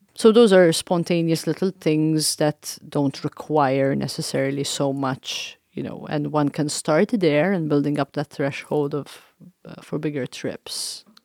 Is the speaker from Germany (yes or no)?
no; Malta; also born or lived in East Coast, United States; now in Council Bluffs, United States; I'm from Malta. I'm surrounded by water. I lived and grew up on an island